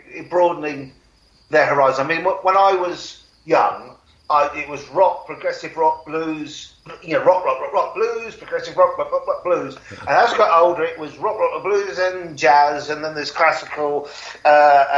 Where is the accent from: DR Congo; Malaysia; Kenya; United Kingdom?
United Kingdom; accent: British; my British accent sounds the same as my American accent.